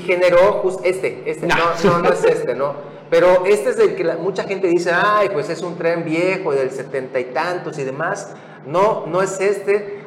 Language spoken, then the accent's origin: Spanish; Mexico; nos volvemos locos como mexicanos